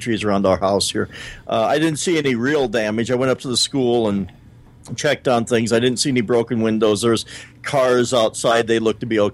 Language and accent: English; South Dakota, United States; we're from South Dakota